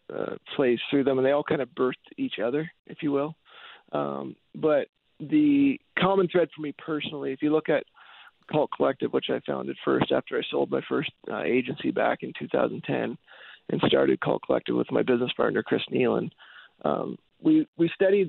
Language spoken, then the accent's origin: English; Calgary, Alberta, Canada; in my hometown. Why I chose to keep the tech company here in Calgary